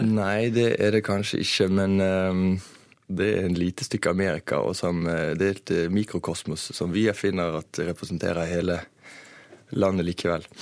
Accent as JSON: {"language": "Norwegian", "country": "Norway", "said": "I'm from Norway"}